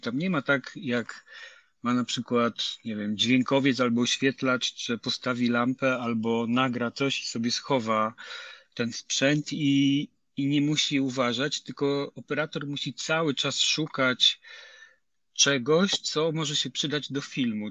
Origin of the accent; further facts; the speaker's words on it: Nysa, Opole Voivodeship, Poland; also born or lived in Lower Silesia; ja pochodzę z Nysy